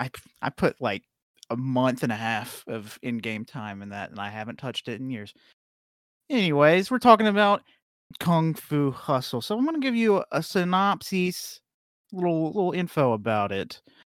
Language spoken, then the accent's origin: English; United States; I'm an American white man.